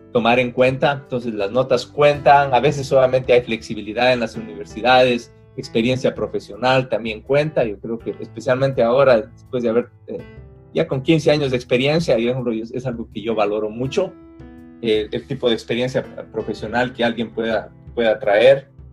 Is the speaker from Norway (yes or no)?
no; Loja, Ecuador; moved away as an adult; now in United States; yo por ejemplo vengo de Loja que era una ciudad pequeña